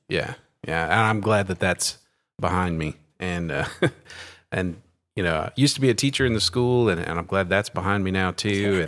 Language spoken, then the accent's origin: English; Terrell, Texas, United States; also born or lived in Sulphur Springs, Texas; now in Scroggins, United States; I grew up in Terrell, Texas, a small town in East Texas